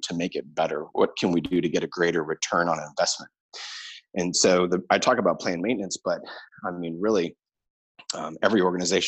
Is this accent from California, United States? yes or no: yes; Santa Clarita, California, United States; my hometown of Santa Clarita